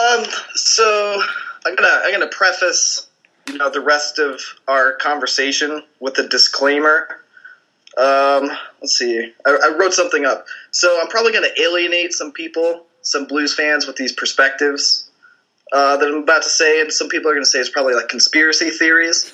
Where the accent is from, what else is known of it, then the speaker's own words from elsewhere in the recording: St. Louis, Missouri, United States; I'm from St. Louis, so I grew up in, in St. Louis